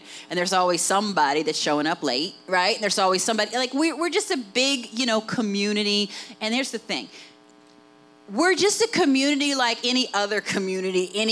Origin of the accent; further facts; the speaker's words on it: West Virginia, United States; accent: Appalachian; when people hear my accent, they say, where are you from, Tennessee? You know what I mean? Like, they name every place but West Virginia